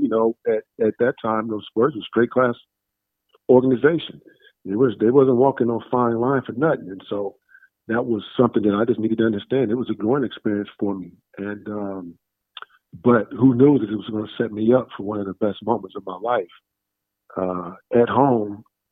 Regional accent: Columbus, Ohio, United States; born or raised there; moved away as an adult; also born or lived in Dallas, Texas / San Antonio, Texas; now in Los Angeles, United States

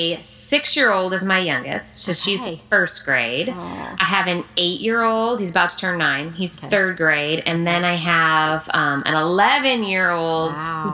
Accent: Illinois, United States; moved away as an adult; also born or lived in Chicago area / Palo Alto, California; now in California, United States; I'm actually from Illinois.

